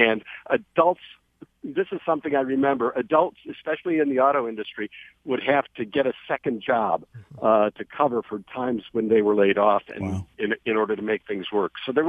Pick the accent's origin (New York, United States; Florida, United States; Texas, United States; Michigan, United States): Michigan, United States; Detroit; I was born in 1950 in the West Grand Boulevard, Linwood area on the near west side of Detroit